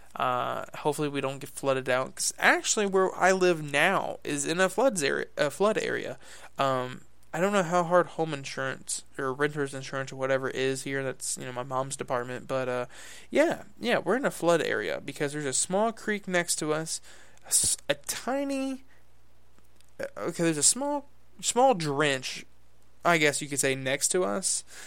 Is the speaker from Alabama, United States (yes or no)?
yes; Huntsville, Alabama, United States; I was born in Alabaster. I spent however many days you spend in a hospital for being born. Then ever since then, I've lived in Huntsville